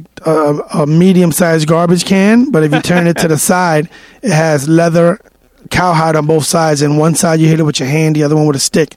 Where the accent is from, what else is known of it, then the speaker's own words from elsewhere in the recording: New York City, New York, United States; also born or lived in Dominican Republic (ancestry); I actually was born, I lived on 104th Street and Columbus Avenue till I was...